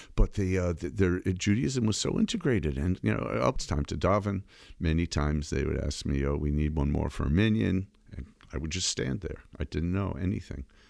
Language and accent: English; Framingham, Massachusetts, United States; also born or lived in Brookline, Massachusetts; I was born in Brookline, Massachusetts, and at a young age, we moved to Framingham, about, uh, thirty minutes away. I was raised there